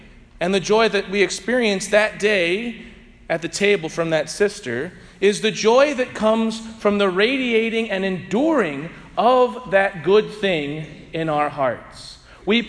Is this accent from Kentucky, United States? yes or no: no; St. Louis, Missouri, United States; I was from St. Louis